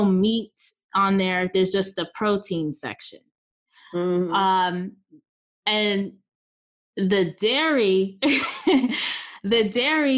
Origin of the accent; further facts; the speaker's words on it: United States; we're American